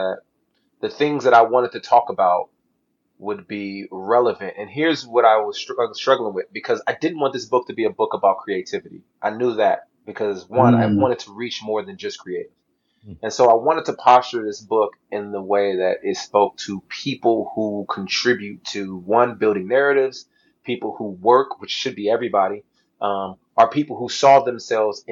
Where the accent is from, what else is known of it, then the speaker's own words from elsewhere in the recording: Southern California, United States; I grew up in Southern California